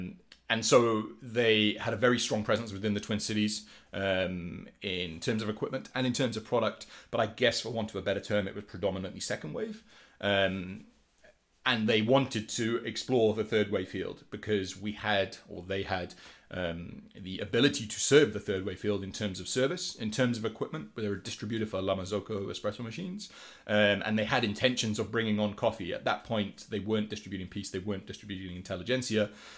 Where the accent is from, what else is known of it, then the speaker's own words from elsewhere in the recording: Wales, United Kingdom; moved away as an adult; now in Minneapolis, United States; I am from Wales, which is the cool appendage to the left of England, if you didn't know, with a bit that sticks off. And I am now living in Minneapolis. I've been here for like 2.5 years